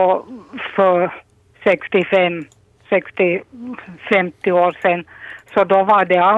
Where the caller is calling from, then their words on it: Ekenäs, Uusimaa, Finland; från Ekenäs.